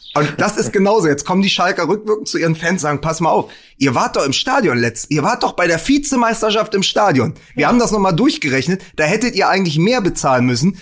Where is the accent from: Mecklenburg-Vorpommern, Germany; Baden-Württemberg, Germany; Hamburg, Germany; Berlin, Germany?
Berlin, Germany; als Berliner